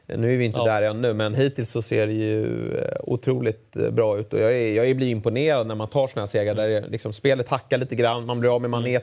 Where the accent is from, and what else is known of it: Sweden